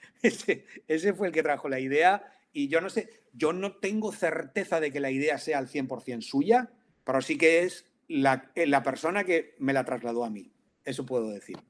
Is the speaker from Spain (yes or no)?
yes; Valencian Community, Spain; aquí yo soy valenciano